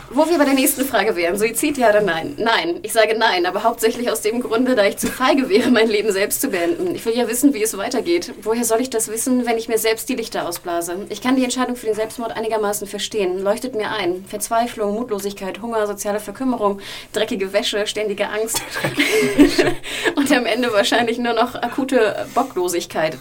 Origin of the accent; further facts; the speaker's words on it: Hamburg, Germany; aus meiner Heimatstadt Hamburg